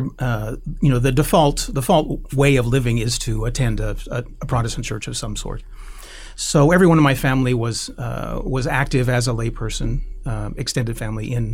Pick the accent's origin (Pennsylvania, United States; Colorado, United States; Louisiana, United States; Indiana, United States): Indiana, United States; I grew up in Indiana, in a relatively rural Indiana at that time